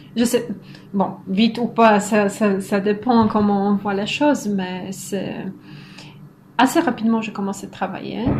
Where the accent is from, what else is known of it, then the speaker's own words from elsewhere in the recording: Kartuzy, Pomeranian Voivodeship, Poland; French is a second language; moved away as an adult; also born or lived in Poznań / France; now in Montreal, Canada; je viens du nord de la Pologne, d'une petite ville de 20 000 habitants qui s'appelle Kartuzy